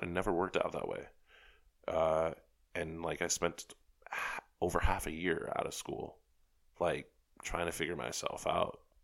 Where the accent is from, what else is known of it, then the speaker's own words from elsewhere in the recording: New York City, New York, United States; I was from New York